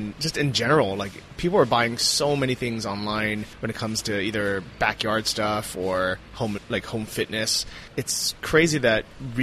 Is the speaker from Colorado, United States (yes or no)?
no; San Francisco, California, United States; I grew up in San Francisco